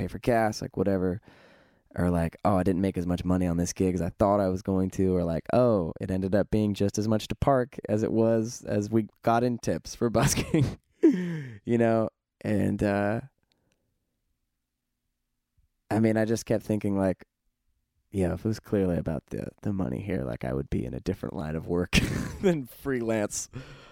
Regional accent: California, United States; we're from California

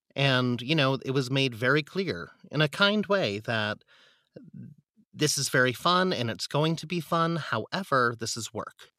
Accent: San Diego, California, United States; moved away as an adult; also born or lived in Philadelphia; now in New York, United States; I grew up in San Diego

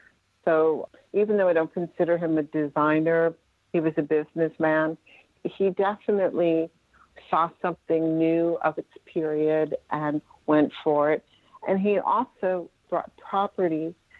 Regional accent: Westchester County, New York, United States; born or raised there

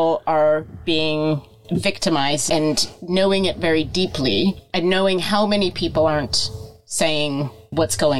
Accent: United States; moved away as an adult; as an American

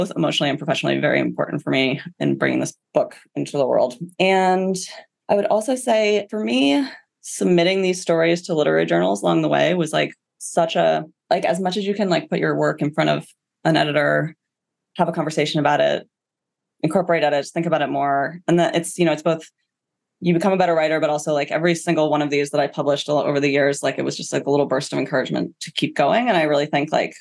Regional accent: United States; as an American

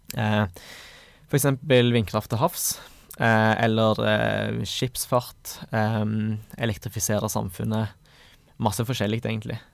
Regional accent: Stavanger, Rogaland, Norway; Jeg kommer fra Stavanger

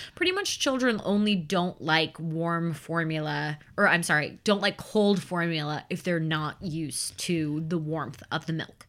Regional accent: Chicagoland suburbs, Illinois, United States; I grew up in the Chicagoland suburbs.

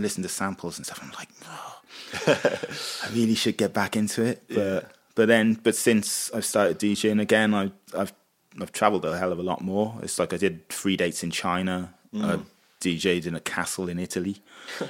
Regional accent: Wales, United Kingdom; we're from Wales

